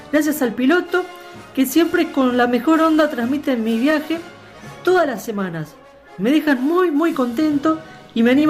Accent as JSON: {"language": "Spanish", "region": "San José", "country": "Uruguay", "said": "posteriormente volveré a Uruguay para visitar a mi familia ahí en en San José. Vivo en San José y tengo toda la familia ahí"}